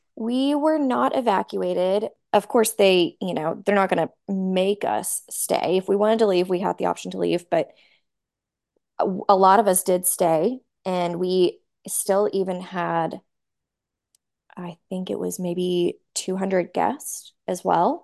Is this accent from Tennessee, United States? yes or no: yes; Nashville, Tennessee, United States; moved away as an adult; I I grew up in Nashville